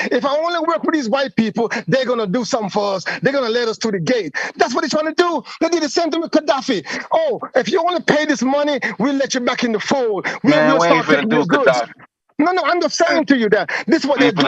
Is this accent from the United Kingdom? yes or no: no; Jamaica; I was born in Jamaica